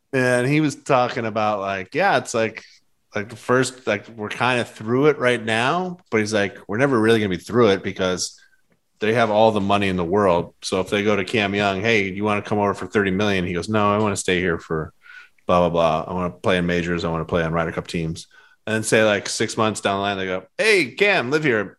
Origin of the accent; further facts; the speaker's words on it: Boston, Massachusetts, United States; moved away; I grew up in Boston